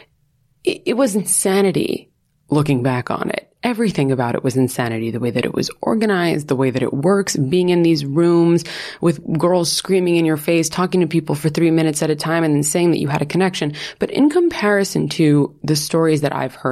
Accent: New York, United States; moved away; I'm from New York, which like no one at my school was

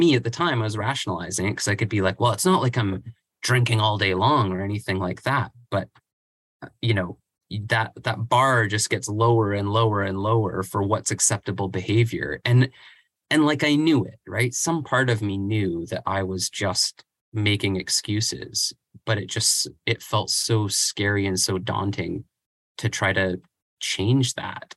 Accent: Vancouver Island, British Columbia, Canada; I grew up on Vancouver Island and moved to Vancouver, the same name, different places, not too far from each other

